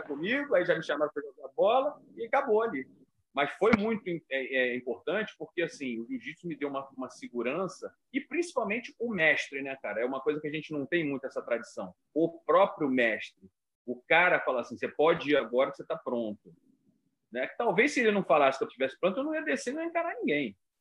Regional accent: Rio de Janeiro, Brazil; eu sou nascido e criado em Copacabana.

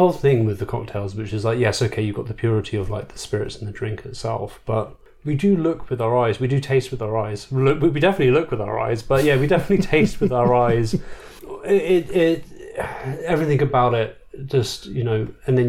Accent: United Kingdom; being British

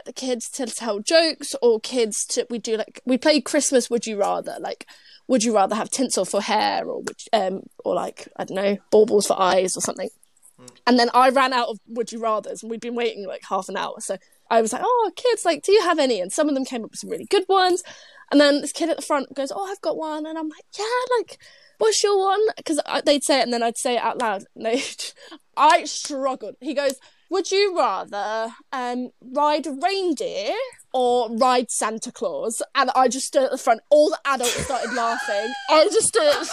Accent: London, United Kingdom; I'm from London

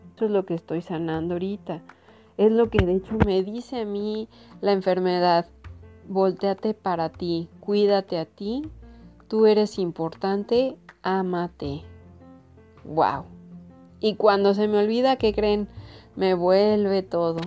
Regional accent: Mexico; Como buena mexicana

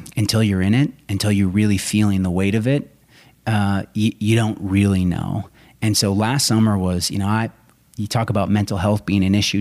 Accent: Rochester, Minnesota, United States; I grew up in southern Minnesota

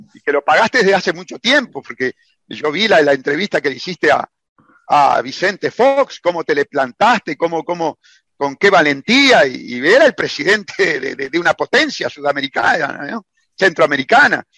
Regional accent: Uruguay; como lo pago yo en el Uruguay

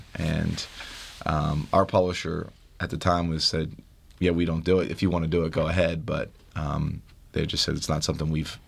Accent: Philadelphia, Pennsylvania, United States; accent: Philly; you said I had to get rid of my Philly accent.

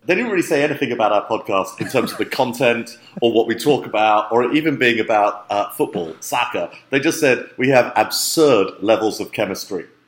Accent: London, United Kingdom; I grew up in London

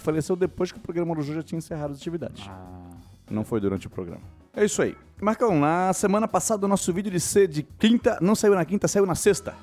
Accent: Brazil; Nós somos brasileiros

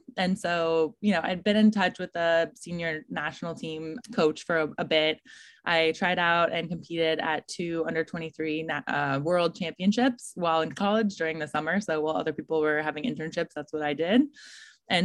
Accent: Colorado, United States; I'm from Colorado, so there's not a ton of rowing out there in a landlocked state.

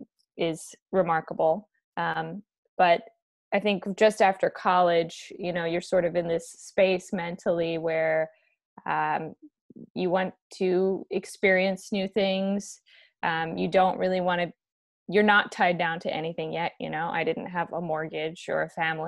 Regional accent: Baton Rouge, Louisiana, United States; moved away as an adult; also born or lived in Ukraine; now in Washington, D.C., United States; I grew up in Baton Rouge, Louisiana

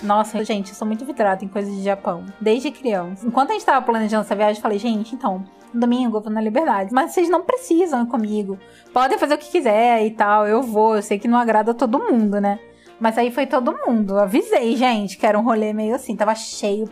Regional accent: Rio de Janeiro, Brazil; a gente é carioca

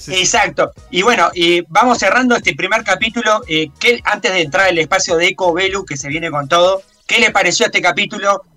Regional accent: Paysandú, Uruguay; es de mi tierra, es de Paysandú

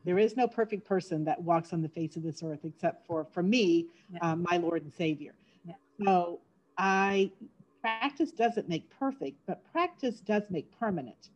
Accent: Homestead, Florida, United States; also born or lived in Davenport, Iowa / New Jersey / Orlando, Florida; my parents moved to Homestead when I was six weeks old. And I lived in Florida my entire life

